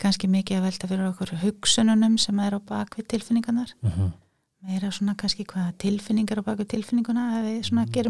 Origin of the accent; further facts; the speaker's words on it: Reykjavík, Capital Region, Iceland; Ég er úr Reykjavík, já